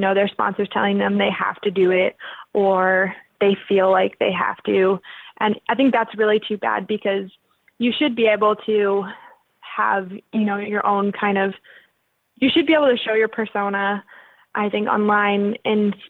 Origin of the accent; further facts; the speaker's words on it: Regina, Saskatchewan, Canada; also born or lived in Winnipeg, Manitoba; I moved from Winnipeg to Regina. In that scenario, I was six and I hated my life when I moved to Regina.